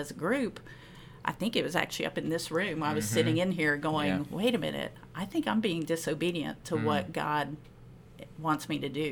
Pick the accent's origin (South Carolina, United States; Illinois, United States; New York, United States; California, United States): South Carolina, United States; Spartanburg; moved away as an adult; also born or lived in Charlotte; I grew up in Spartanburg, South Carolina, as a Yankee Catholic.